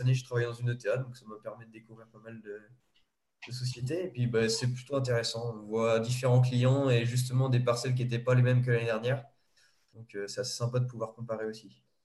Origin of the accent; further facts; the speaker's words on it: Vendée, Pays de la Loire, France; je suis de Vendée